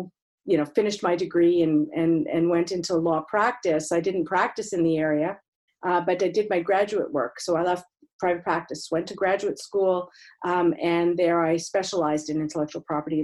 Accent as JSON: {"language": "English", "town": "Montreal", "region": "Quebec", "country": "Canada", "moved": "yes", "said": "I'm originally from Montreal"}